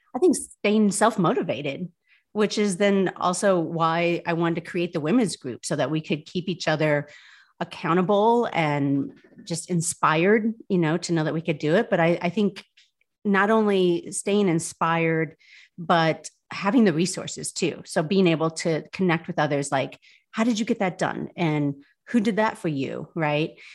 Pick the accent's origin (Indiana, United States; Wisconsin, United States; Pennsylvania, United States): Indiana, United States; South Bend; moved away as an adult; also born or lived in Louisville, Kentucky / New York City; I was born in Indiana, born in South Bend, lived here most of my life